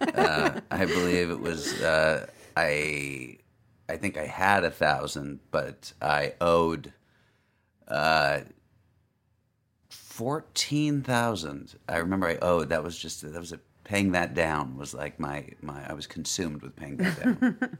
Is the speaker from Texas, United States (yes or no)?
no; Los Angeles, California, United States; moved away as an adult; Los Angeles, but I moved away for 10 years